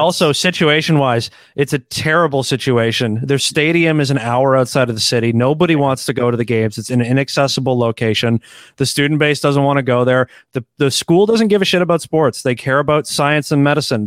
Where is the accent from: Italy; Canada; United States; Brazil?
Canada; as a Canadian